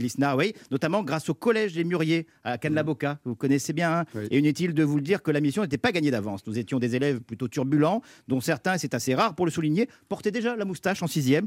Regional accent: Cannes, Provence-Alpes-Côte d'Azur, France; je suis de Cannes

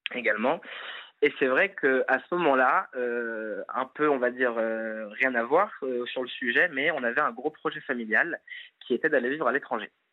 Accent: Nantes, Pays de la Loire, France; j'ai grandi à Nantes

